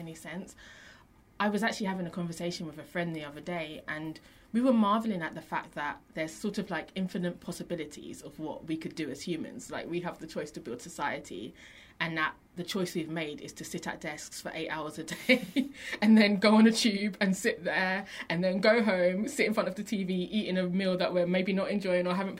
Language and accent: English; London, United Kingdom; London, growing up in London, is a very unique experience